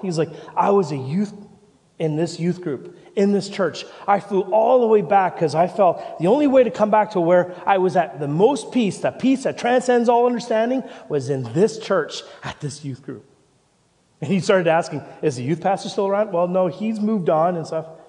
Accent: Canada; moved away as an adult; also born or lived in Vancouver; now in Christchurch, New Zealand; I'm the pastor here, and I'm from Canada

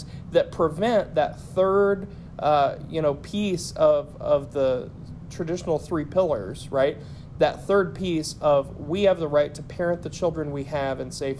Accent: Appalachia, United States; being an Appalachian and a lifelong Christian

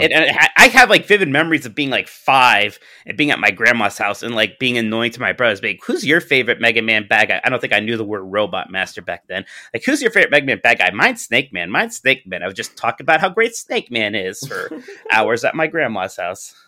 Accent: Youngstown, Ohio, United States; I'm from Youngstown, Ohio

